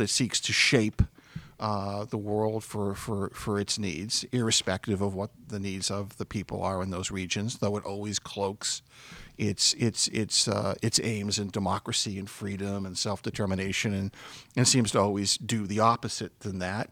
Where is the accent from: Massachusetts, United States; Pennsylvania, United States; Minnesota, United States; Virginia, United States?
Massachusetts, United States; Stoughton; I grew up in a, uh, outside of Boston, my hometown of Stoughton